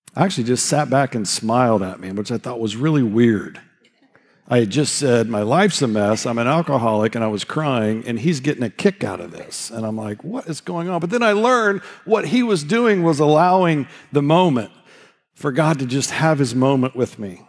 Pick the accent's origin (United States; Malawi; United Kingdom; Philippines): United States; Indiana; I'm from Indiana